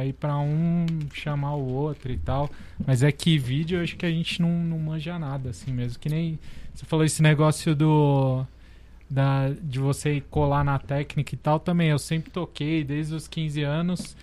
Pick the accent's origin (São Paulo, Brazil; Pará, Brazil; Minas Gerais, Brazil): São Paulo, Brazil; Santos; eu sou de Santos